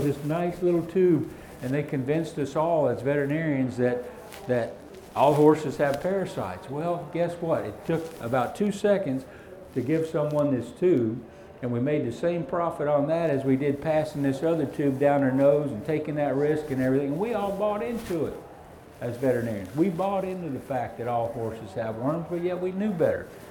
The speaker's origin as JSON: {"language": "English", "region": "the South", "country": "United States", "said": "I'm from the South, can you tell? We don't have cold in the South"}